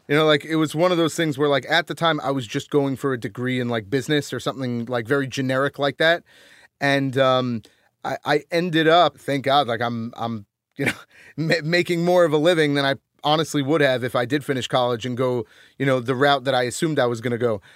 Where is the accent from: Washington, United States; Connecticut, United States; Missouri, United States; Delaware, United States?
Connecticut, United States; moved away as an adult; also born or lived in Rhode Island; now in New York, United States; I grew up in Connecticut, so, like, I live in New York now